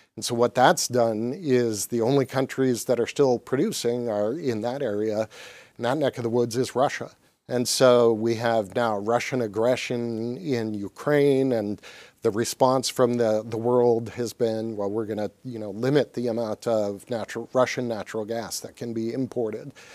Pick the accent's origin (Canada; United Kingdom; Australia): Canada; now in Michigan, United States; when I was growing up in Canada